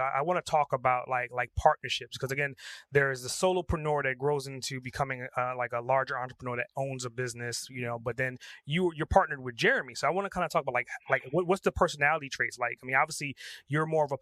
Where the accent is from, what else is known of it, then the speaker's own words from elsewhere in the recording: New York, United States; I grew up in New York as well too.